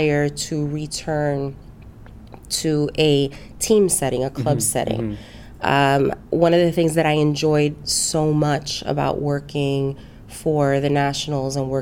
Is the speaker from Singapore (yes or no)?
no; New York City, New York, United States; moved away as an adult; also born or lived in Boston, United States / Puerto Rico (ancestry); now in St. Louis, United States; I am born and raised in New York City. I am a Bronx girl.